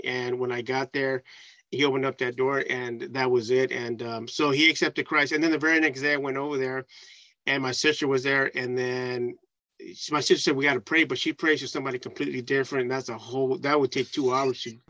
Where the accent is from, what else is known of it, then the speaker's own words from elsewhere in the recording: San Francisco, California, United States; growing up in San Francisco